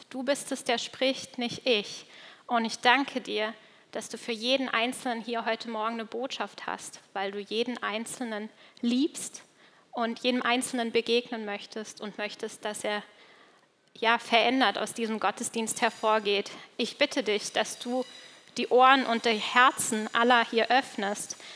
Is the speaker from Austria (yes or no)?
no; Switzerland; weil das kommt tatsächlich aus der Gegend, wo ich aufgewachsen bin, aus der Schweiz.